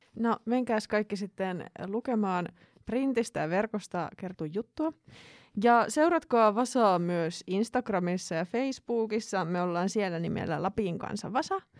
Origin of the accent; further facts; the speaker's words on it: Finland; mä oon Suomesta